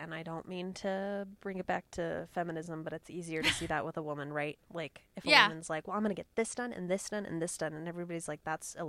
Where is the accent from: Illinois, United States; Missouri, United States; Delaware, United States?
Illinois, United States; I'm from Illinois, like originally. and not originally, but that's where I've spent most of my time in the Midwest.